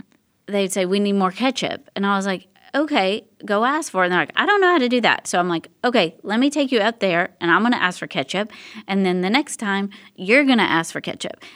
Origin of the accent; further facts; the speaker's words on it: Tennessee, United States; now in Texas, United States; I'm originally from Tennessee